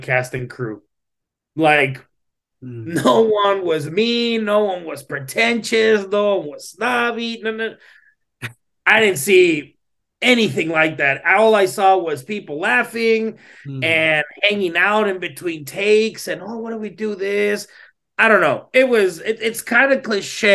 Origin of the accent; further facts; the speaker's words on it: Laredo, Texas, United States; I'm from Laredo, Texas